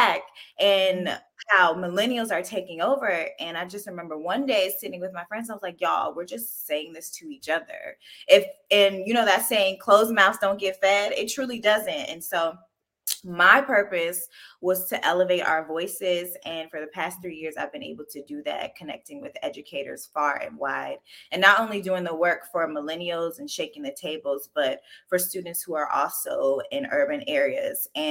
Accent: Pawleys Island, South Carolina, United States; moved away as an adult; now in Washington, DC, United States; I'm originally from Pawleys Island, South Carolina

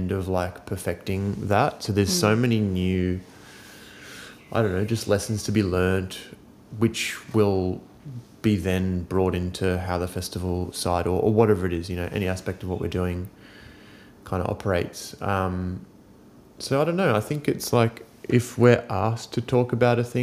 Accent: Wollongong, New South Wales, Australia; growing up on the South Coast

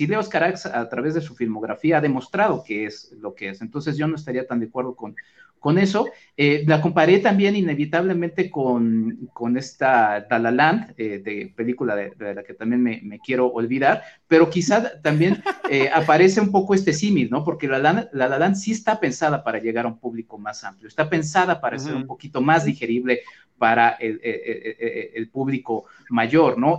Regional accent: Mexico

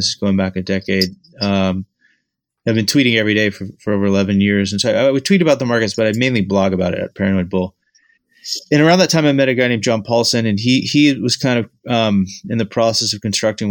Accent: Houston, Texas, United States; moved away as an adult; also born or lived in St. Louis, Missouri / Northeast US; was born and raised in Houston, Texas, and grew up there my whole life

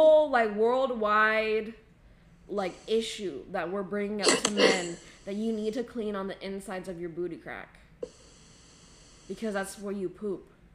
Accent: United States; we're American

